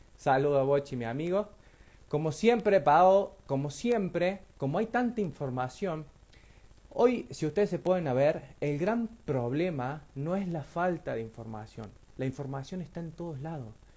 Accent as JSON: {"language": "Spanish", "town": "Río Tercero", "region": "Córdoba", "country": "Argentina", "said": "nosotros somos de Río Tercero"}